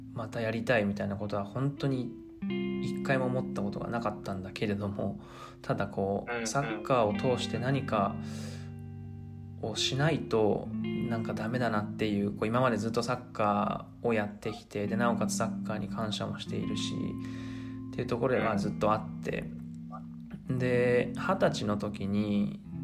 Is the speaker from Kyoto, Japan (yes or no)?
no; Tokyo, Japan; moved away as an adult; now in Argentina; 東京都出身の27歳